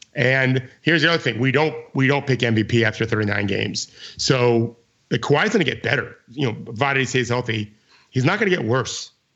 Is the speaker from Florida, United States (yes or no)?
yes; Florida, United States; I grew up in Florida